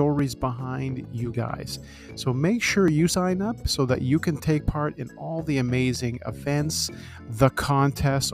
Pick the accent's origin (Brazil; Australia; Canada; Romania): Canada; We're from the land of one season